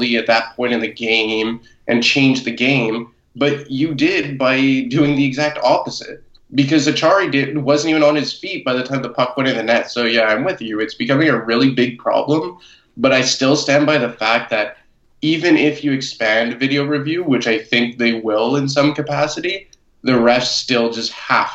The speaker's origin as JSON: {"language": "English", "country": "United States", "said": "me being American"}